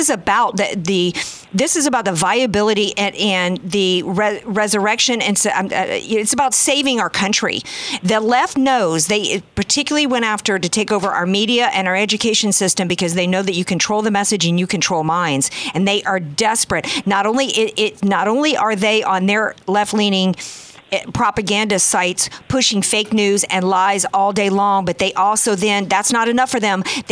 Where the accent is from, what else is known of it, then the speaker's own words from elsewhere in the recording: the South, United States; now in California, United States; I'm from the South.